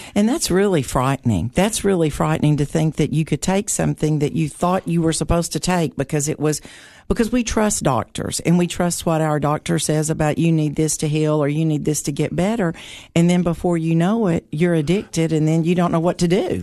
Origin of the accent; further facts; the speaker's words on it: Putnam County, Tennessee, United States; I grew up here in Putnam County